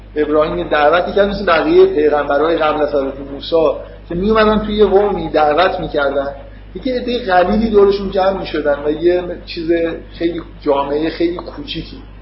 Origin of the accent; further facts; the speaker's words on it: Iran; ما که تو ایران به دنیا اومدیم